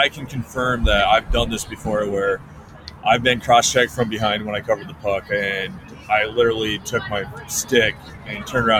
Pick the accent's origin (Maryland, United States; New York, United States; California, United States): New York, United States; Massena; The hometown that I grew up in upstate New York, is named Messina, New York.